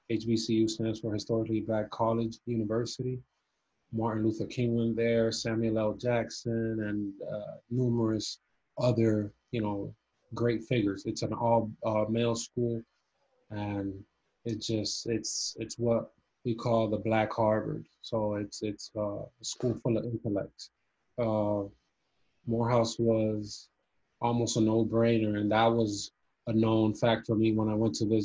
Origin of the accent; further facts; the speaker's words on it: Cuba; moved away; But soccer was my favorite sport growing up, especially when I came from Cuba